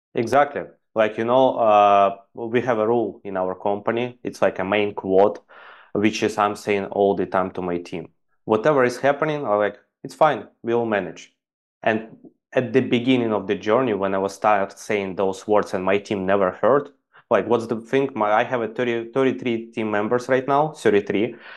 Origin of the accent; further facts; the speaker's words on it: Ukraine; English is a second language; moved away as an adult; also born or lived in Dubai; I'm basically from Ukraine and I went to Dubai to earn some